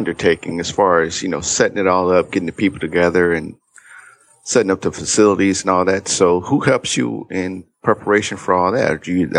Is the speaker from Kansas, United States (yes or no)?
no; Cleveland, Ohio, United States; I'm from Cleveland.